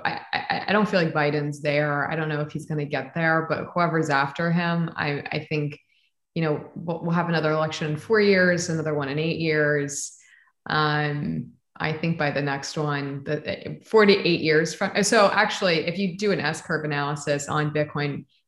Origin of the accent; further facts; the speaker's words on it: Florida, United States; also born or lived in Texas; as a native Floridian